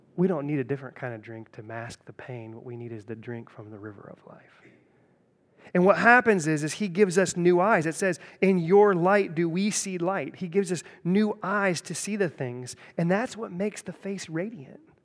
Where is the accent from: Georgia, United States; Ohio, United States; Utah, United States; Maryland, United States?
Ohio, United States; Centerville; I grew up in Centerville